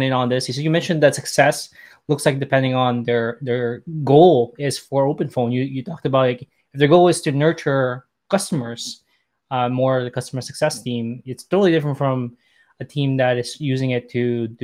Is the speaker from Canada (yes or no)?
yes; Canada; I'm Canadian